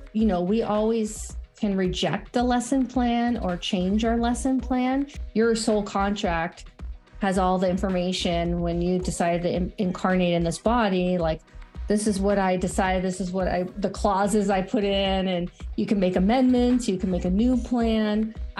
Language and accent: English; California, United States; moved away as an adult; also born or lived in Colorado; So I am originally from California. And I have definitely moved around quite a bit, but later in life, in my 30s, I moved to Colorado